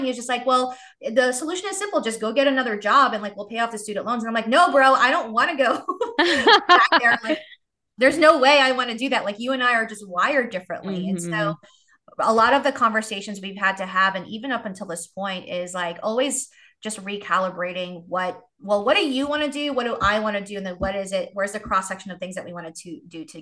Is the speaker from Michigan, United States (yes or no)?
no; New York City, New York, United States; moved away as an adult; also born or lived in Asheville, North Carolina; now in Charlotte, United States; I grew up in New York City